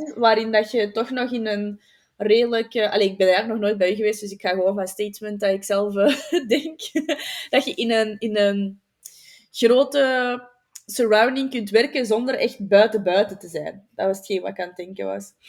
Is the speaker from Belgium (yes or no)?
yes; Flanders, Belgium; bij ons in Vlaanderen